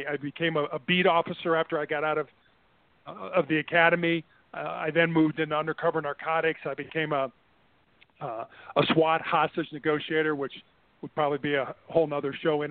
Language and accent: English; Midwest, United States; And so when our daughter was born in Santa Barbara, we moved back to the Midwest. We're both from the Midwest.